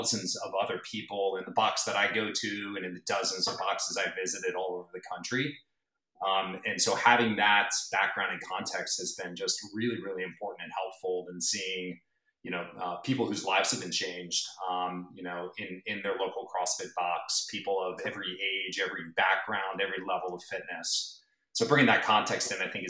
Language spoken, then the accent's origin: English; East Coast, United States; moved away as an adult; also born or lived in San Diego / Bay Area; now in Woodside, United States; I grew up on the East Coast